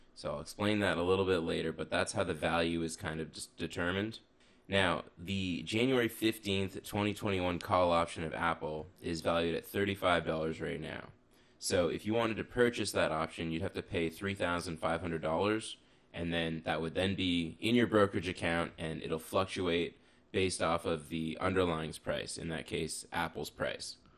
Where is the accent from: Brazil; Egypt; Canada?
Canada; I'm Canadian